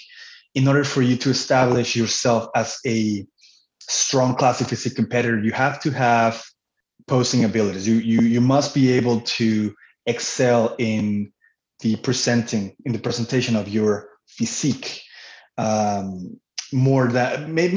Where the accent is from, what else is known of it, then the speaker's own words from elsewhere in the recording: Cancun, Quintana Roo, Mexico; moved away as an adult; also born or lived in Manitoba, Canada; now in Canada; I was born and raised in Cancun, Mexico. I moved to Canada at the age of 19 in 2006